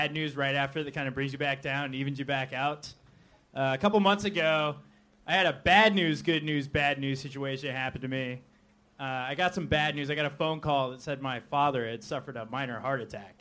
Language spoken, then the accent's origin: English; North Carolina, United States; now in Los Angeles, United States